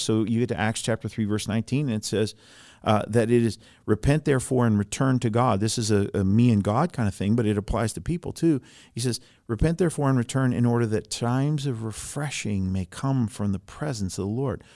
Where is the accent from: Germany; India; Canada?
Germany; moved away; I grew up in Germany, I was born in Germany